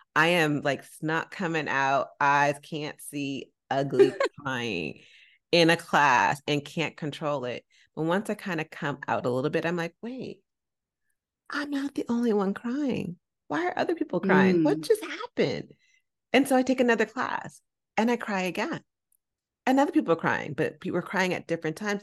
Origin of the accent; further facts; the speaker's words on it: San Francisco, California, United States; I'm from San Francisco